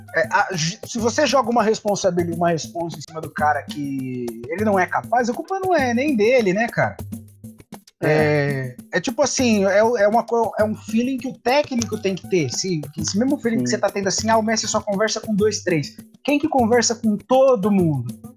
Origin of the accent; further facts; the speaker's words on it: Brazil; Eu, eu como brasileiro